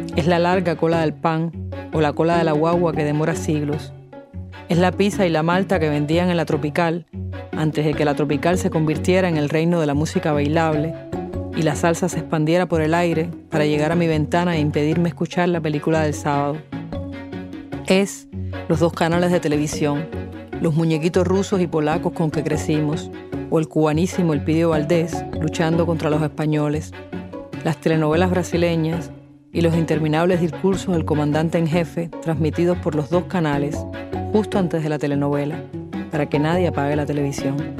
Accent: Havana, Cuba; Es la ciudad donde yo nací, donde he vivido la mayor parte de mi existencia. Es mi barrio y la alegría de sentirme grande porque me dejaran cruzar sola la avenida 41 para visitar a mi amiga de infancia

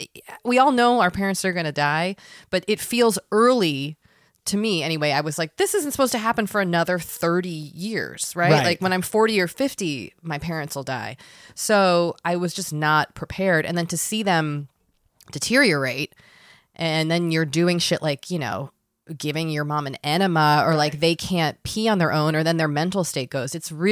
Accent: Massachusetts, United States; moved away; also born or lived in Maine; I'm from Massachusetts.

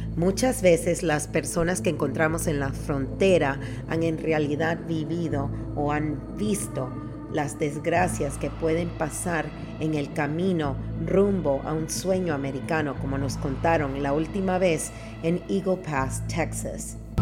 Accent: Panama; yo soy de Panamá

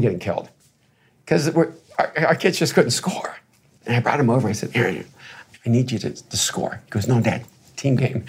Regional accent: El Salvador; I played sports, right? You know, and I'm from El Salvador. I should have been playing soccer

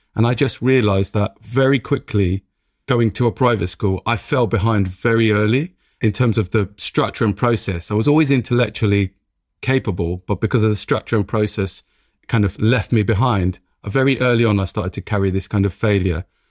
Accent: London, United Kingdom; It comes from growing up in Tottenham, every day waking up in Tottenham

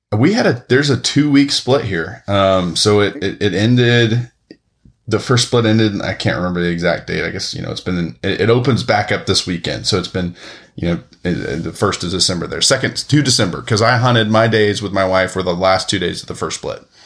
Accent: East Tennessee, United States; I grew up in East Tennessee

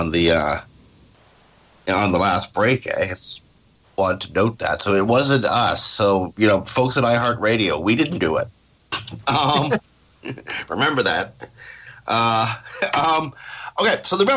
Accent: Canada; I'm Canadian

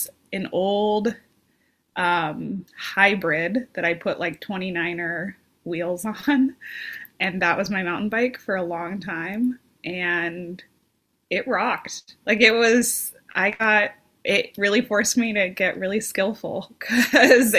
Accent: Las Vegas, Nevada, United States; moved away; I was born and raised in Las Vegas, Nevada

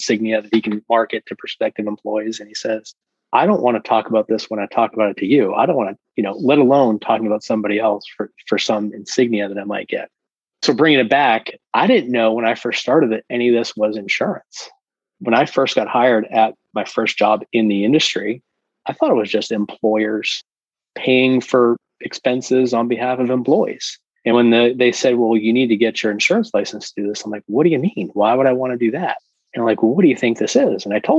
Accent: Massachusetts, United States; I'm from Massachusetts.

